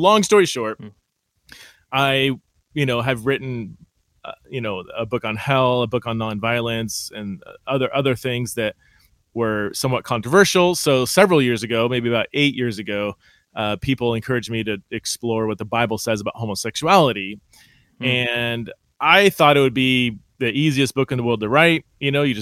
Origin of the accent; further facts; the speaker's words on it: California, United States; now in Idaho, United States; I'm from California